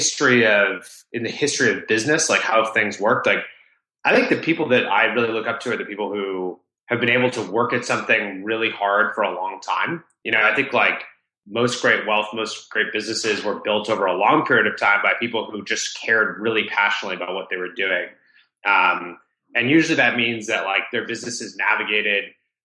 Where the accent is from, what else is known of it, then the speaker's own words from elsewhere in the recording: Rhode Island, United States; I grew up in Rhode Island, the smallest state in the U.S.